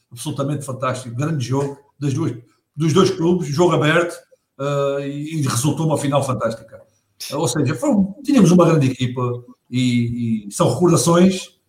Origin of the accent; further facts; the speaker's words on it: Setúbal, Portugal; porque eu sou de Setúbal e já fui duas vezes ao museu